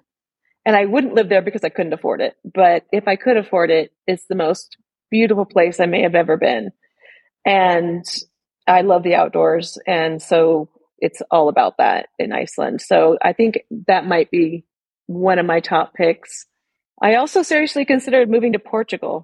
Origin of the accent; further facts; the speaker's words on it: Sierra Nevada, Northern California mountains, United States; moved away; also born or lived in Oregon; where I grew up in the Northern California mountains, Sierra Nevada